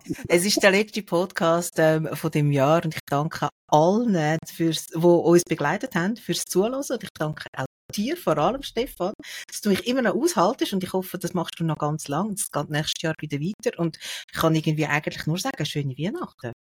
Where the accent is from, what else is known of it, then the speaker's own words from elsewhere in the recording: Sihltal, Zurich, Switzerland; ich bin aufgewachsen im Sieltal im Kanton Zürich